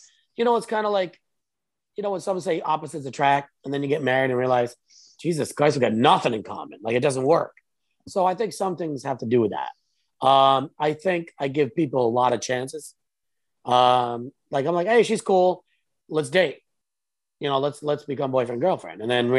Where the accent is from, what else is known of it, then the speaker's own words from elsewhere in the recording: Rhode Island, United States; Rhode Island.